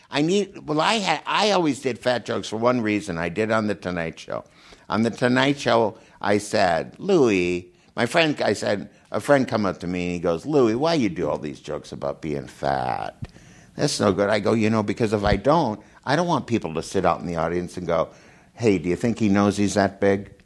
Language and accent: English; Minnesota, United States; moved away as an adult; now in California, United States; I grew up in Minnesota and there's not much sun